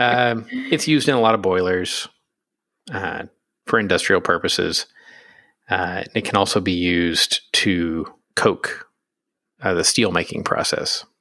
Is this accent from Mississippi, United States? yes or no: no; Pennsylvania, United States; I'm from Pennsylvania.